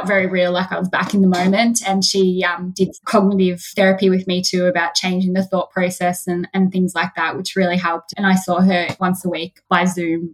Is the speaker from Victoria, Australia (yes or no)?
yes; Macedon Ranges, Victoria, Australia; we're from Macedon Ranges